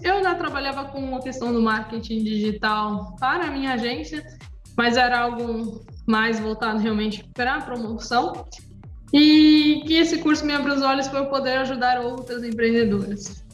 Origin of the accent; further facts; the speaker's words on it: Praia Grande, São Paulo, Brazil; eu sou aqui, de, aqui da Praia Grande, São Paulo